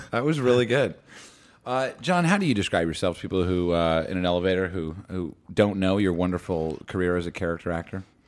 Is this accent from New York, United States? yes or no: no; Madison, New Jersey, United States; I grew up in Madison, two towns over from Short Hills